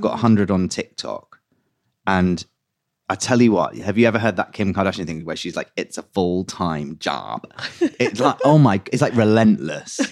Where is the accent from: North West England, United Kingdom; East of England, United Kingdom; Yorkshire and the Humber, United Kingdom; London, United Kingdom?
London, United Kingdom; I grew up in West London